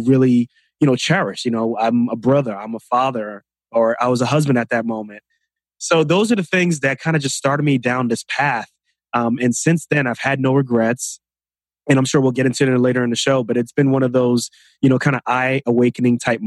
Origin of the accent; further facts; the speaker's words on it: New York City, New York, United States; I grew up in New York City, Queens, New York